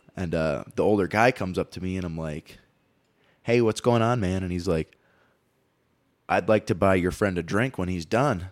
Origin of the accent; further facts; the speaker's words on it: Green Bay, Wisconsin, United States; moved away; Green Bay, Wisconsin, where I grew up